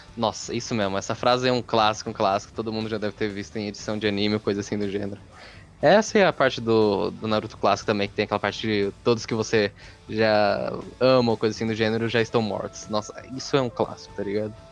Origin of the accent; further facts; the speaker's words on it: Mauá, São Paulo, Brazil; sou de São Paulo, do estado de São Paulo, no caso, e da cidade de Mauá